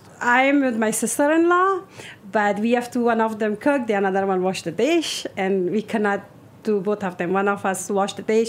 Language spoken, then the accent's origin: English; Afghanistan; English is a second language; also born or lived in Russia; now in New York, United States; I came from Russia, which is, I'm from originally from Afghanistan, but I was live in Russia. And then from Russia, I came to refugee in the New United States 2010.